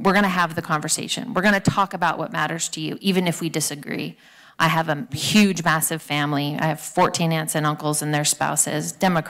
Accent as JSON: {"language": "English", "region": "California", "country": "United States", "tie": "born or raised there", "said": "I was born here in California. I've been here my whole life."}